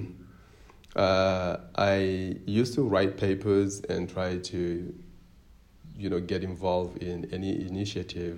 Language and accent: English; Ziguinchor, Senegal; English is a second language; moved away as an adult; now in United States; I am born and raised in Gigenchor in southern Senegal. I am Senegalese and I am Djola